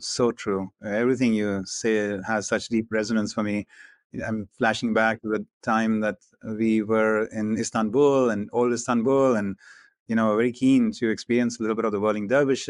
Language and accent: English; India; first language hi; English is a second language; So Hindi, which is my native language, a little smattering of Punjabi, which is kind of like a sister language, not too disparate from Hindi, and then English.